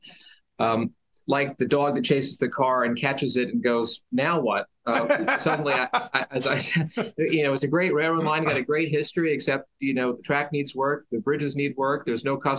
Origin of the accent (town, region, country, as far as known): Boyertown, Pennsylvania, United States; born or raised there; moved away as an adult; also born or lived in Philadelphia / Ithaca, New York